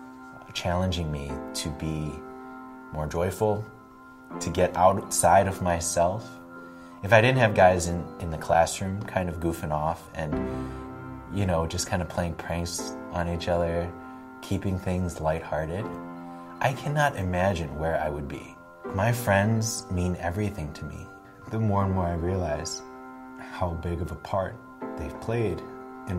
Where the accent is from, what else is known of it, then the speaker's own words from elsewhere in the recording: Buffalo Grove, Illinois, United States; I grew up in Buffalo Grove, which is a northwest suburb